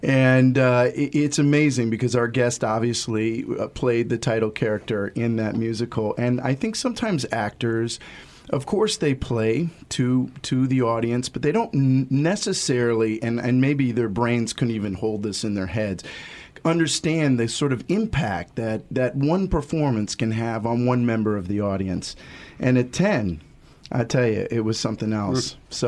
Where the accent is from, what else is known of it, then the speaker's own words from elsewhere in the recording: Ohio, United States; now in New York, United States; I grew up in the Midwest, in Ohio, about 500 miles from this wonderful city.